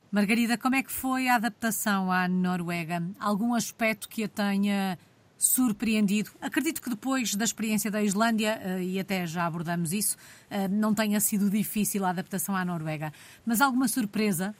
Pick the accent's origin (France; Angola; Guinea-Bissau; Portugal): Portugal; Caxinas, Norte; eu sou das Caxinas